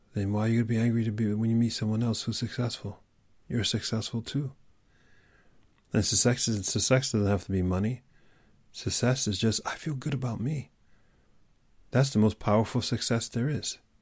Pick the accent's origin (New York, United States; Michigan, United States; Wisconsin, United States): New York, United States; New York City; I grew up in New York City